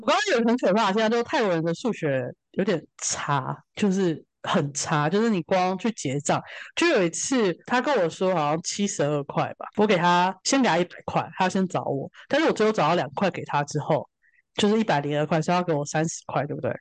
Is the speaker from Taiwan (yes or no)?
yes; Taiwan; 我们台湾人会关注那里